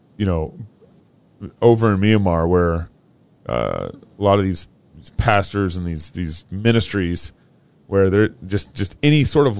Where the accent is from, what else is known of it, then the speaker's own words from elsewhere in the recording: Texas, United States; moved away; I grew up in Texas